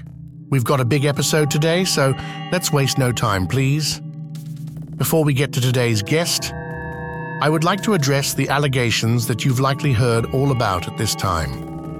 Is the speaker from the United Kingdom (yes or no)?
yes; United Kingdom; As some of you may know, I am British, and I pour my British heart and soul into every last episode of this monthly podcast.